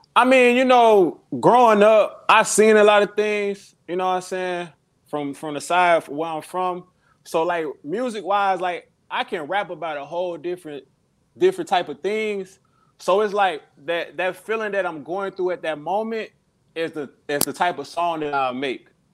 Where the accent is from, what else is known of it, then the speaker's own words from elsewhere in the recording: Chicago, Illinois, United States; also born or lived in South Carolina; now in Columbia, United States; I'm from Chicago. I uh moved to South Carolina like a couple years ago.